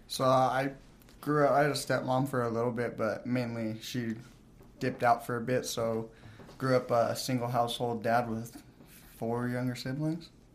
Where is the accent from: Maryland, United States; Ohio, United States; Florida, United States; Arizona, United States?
Arizona, United States; now in Pueblo, United States; I'm from Arizona.